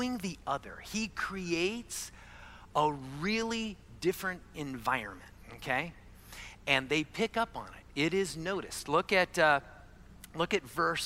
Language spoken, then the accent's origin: English; Arizona, United States; I was born and raised in Arizona